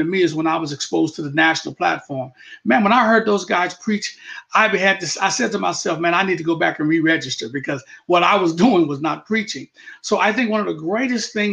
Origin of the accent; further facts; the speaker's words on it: Tucson, Arizona, United States; moved away as an adult; also born or lived in Colorado Springs, Colorado; now in Lawton, United States; I'm from Tucson, Arizona, and grew up there